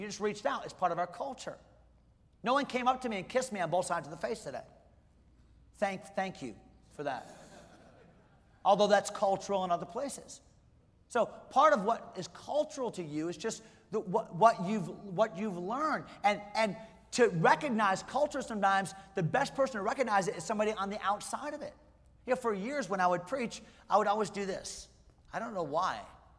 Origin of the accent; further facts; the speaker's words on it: Pennsylvania, United States; now in Fredericksburg, United States; I came from Western Pennsylvania, and, man, half the people in our church on Wednesday night wearing something that was camouflage.